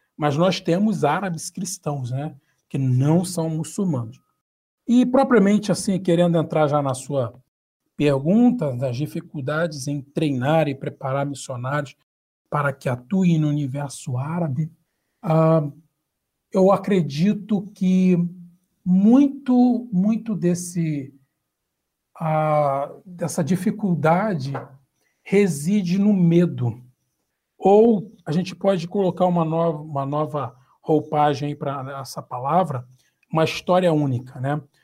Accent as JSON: {"language": "Portuguese", "region": "Rio de Janeiro", "country": "Brazil", "said": "você já percebeu pelo meu sotaque eu sou do Rio de Janeiro"}